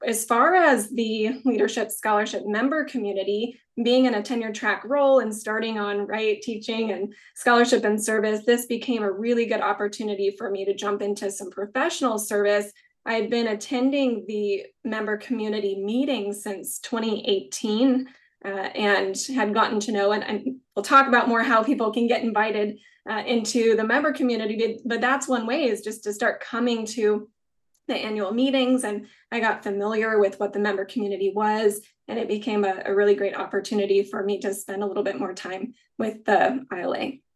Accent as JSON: {"language": "English", "region": "Kansas", "country": "United States", "also_born_or_lived": "Greensboro, North Carolina", "moved": "yes", "said": "I'm from Kansas, where I'm at now is just four hours from my family"}